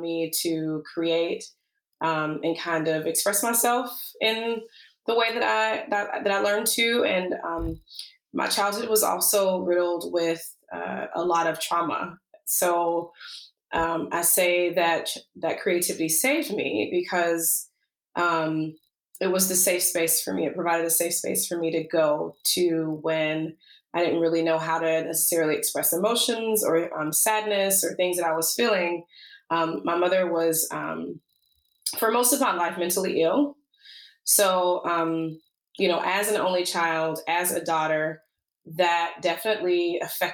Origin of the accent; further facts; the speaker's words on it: Alabama, United States; now in Seattle, United States; I was born and raised in the South, in Alabama